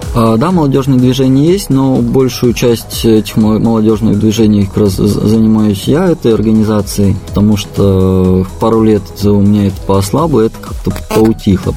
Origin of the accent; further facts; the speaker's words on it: Pavlodar, Pavlodar Region, Kazakhstan; now in Prague, Czech Republic; я приехал из, из Павлодара в Чехию